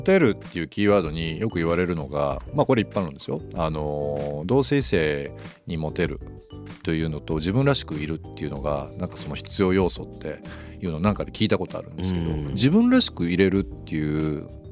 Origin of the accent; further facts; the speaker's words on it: Kansai, Japan; now in Tokyo, Japan; 僕も45年住んでましたけど